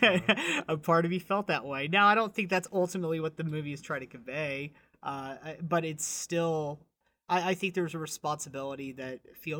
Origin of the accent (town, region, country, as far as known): Texas, United States; born or raised there